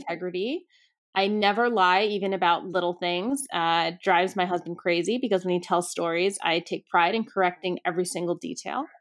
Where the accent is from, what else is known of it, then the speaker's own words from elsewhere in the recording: suburbs outside New York City, United States; also born or lived in Brooklyn, New York; I grew up outside of New York City in the suburbs